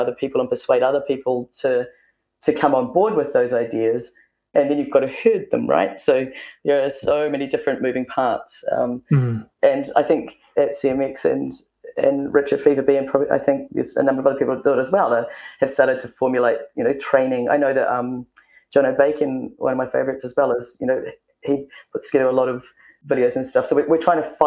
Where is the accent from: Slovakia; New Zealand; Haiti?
New Zealand; being a Kiwi and we're kind of pretty self-deprecating